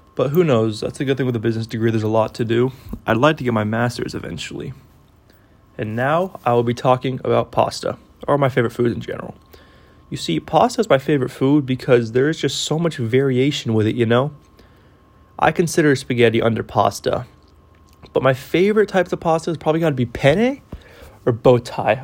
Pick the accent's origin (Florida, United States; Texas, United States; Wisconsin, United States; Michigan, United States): Texas, United States; Austin; also born or lived in California; I am from Austin, Texas. I was originally born in California, though